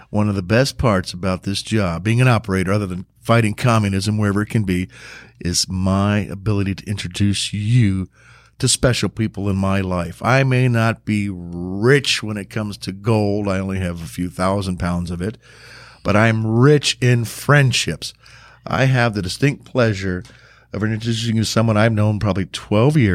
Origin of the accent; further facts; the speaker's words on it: the South, United States; accent: Southern; if I spent thousands of dollars with Dr. Hal Bargout in Los Angeles to lose my Southern accent.